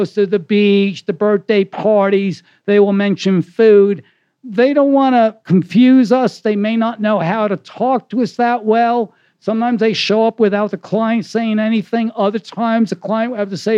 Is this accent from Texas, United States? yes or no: no; New York, United States; I'm from New York